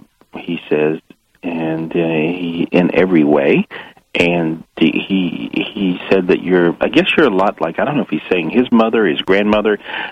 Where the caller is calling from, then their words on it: Florida, United States; I'm calling from Florida.